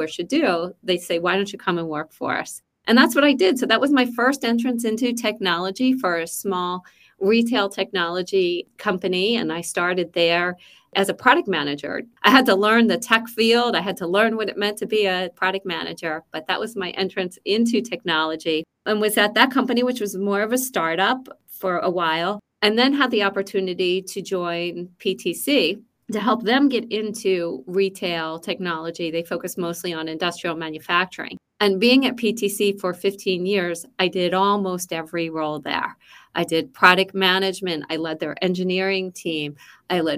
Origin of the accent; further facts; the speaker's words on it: Philadelphia, Pennsylvania, United States; moved away as an adult; also born or lived in Boston; now in Seattle, United States; So I am originally from the East Coast, from Philadelphia, born and raised.